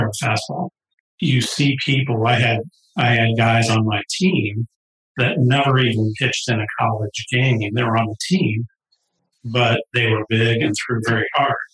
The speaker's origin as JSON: {"language": "English", "town": "St. Louis", "region": "Missouri", "country": "United States", "tie": "born or raised there", "said": "I grew up in St. Louis"}